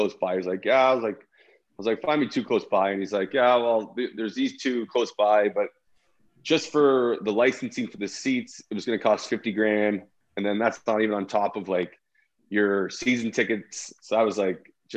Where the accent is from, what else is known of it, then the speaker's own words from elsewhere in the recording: Toronto, Ontario, Canada; moved away as an adult; also born or lived in Chicago; growing up in Toronto and downtown